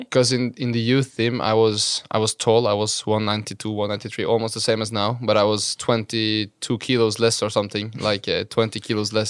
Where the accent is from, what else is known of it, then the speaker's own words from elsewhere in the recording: Halden, Viken, Norway; moved away; it's been a nice place to grow up